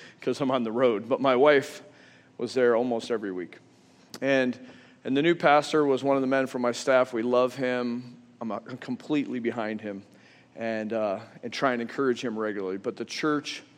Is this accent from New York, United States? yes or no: yes; Western New York, United States; I grew up in Western New York.